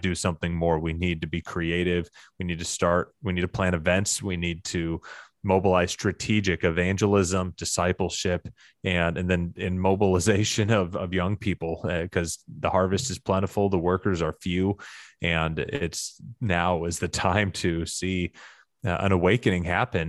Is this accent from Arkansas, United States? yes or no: yes; Arkansas, United States; my hometown in Arkansas where I was growing up